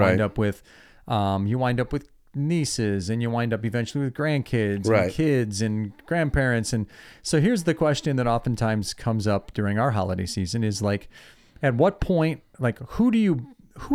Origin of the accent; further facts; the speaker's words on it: Ohio, United States; moved away as an adult; now in Nashville, United States; We moved to Nashville from Ohio.